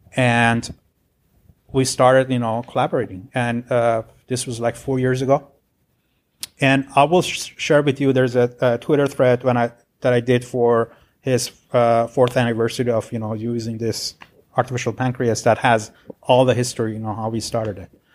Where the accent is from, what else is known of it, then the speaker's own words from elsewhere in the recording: Tehran, Tehran Province, Iran; moved away as an adult; now in Irvine, United States; I'm originally from Iran, so, uh, I was born in Tehran, and, uh, got my degree back then